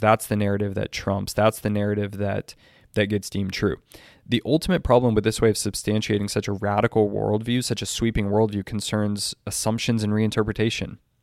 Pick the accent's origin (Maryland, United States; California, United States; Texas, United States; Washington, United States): Texas, United States; I'm from Texas